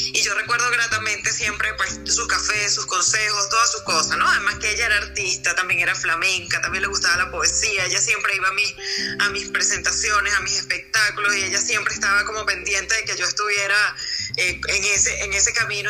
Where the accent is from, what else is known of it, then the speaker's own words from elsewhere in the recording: La Victoria, Aragua, Venezuela; moved away as an adult; now in Bogotá, Colombia; Yo soy de La Chapa.